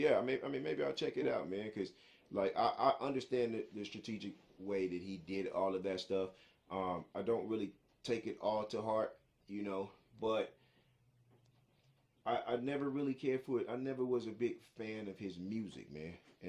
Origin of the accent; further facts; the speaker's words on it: New York, United States; I'm from New York. But I sound like I'm Southern.